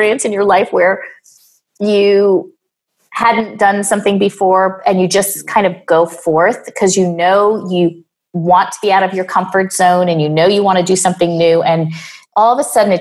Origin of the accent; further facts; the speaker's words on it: New York, United States; also born or lived in Boulder, Colorado; I am from New York.